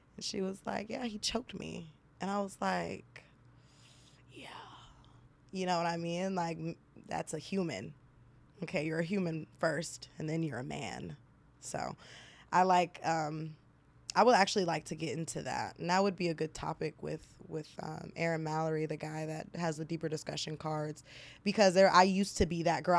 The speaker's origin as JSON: {"language": "English", "country": "Nigeria", "said": "I'm Nigerian"}